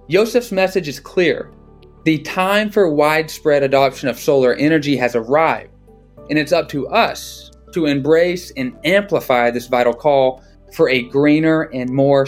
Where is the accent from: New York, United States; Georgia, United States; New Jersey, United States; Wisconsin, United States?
Georgia, United States; Gigawatt Global built its first solar field in the U.S. back in 2016 in my home state of Georgia.